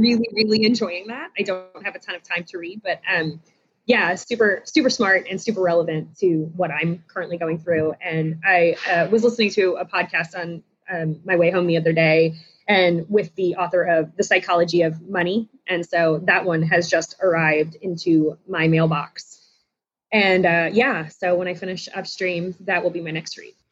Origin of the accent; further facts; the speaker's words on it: South Florida, United States; moved away as an adult; now in Charlotte, United States; I grew up in South Florida and ended up in Charlotte about 15 years ago